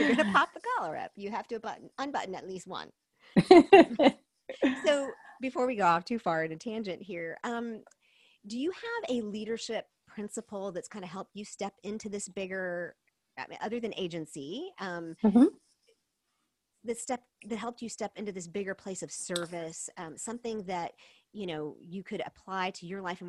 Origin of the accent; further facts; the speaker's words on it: South Korea; I grew up in Korea. My parents were missionaries.